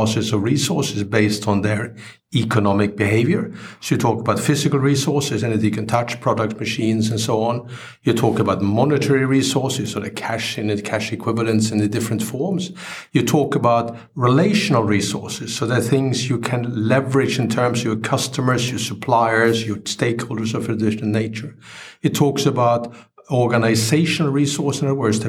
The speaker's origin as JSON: {"language": "English", "country": "Sweden", "also_born_or_lived": "Adelaide, Australia", "moved": "yes", "lives_now": "United Kingdom", "said": "I'm originally from Sweden, but I haven't really lived there for many decades, and I live nowadays in the UK"}